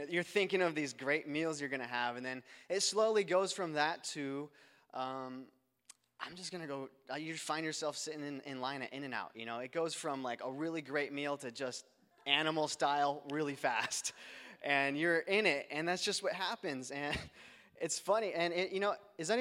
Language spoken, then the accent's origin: English; Phoenix, Arizona, United States; I'm from Phoenix, Arizona